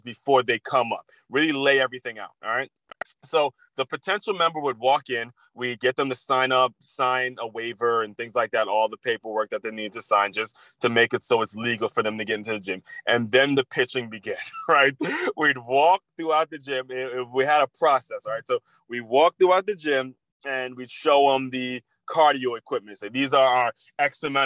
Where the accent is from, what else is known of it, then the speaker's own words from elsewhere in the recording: Silver Spring, Maryland, United States; I grew up in Silver Spring, Maryland